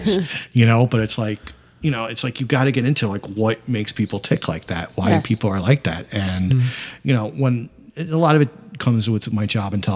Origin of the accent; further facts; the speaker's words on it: Amityville, New York, United States; I grew up in Amityville, which is mainly minority town.